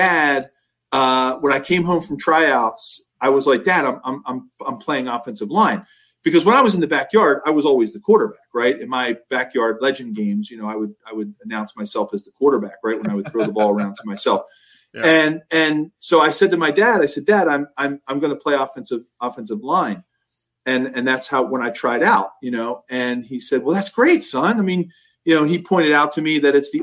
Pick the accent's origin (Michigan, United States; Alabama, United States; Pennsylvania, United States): Pennsylvania, United States; Philadelphia; growing up in Philadelphia, you know, and going to Penn